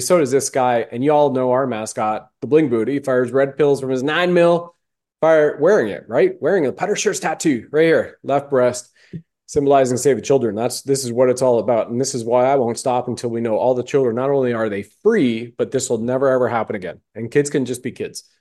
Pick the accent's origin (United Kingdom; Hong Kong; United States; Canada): Canada; I was born in Canada